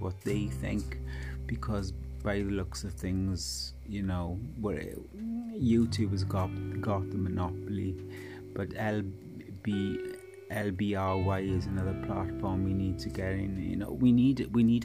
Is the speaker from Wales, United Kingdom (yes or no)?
yes; Wales, United Kingdom; this is the Welshman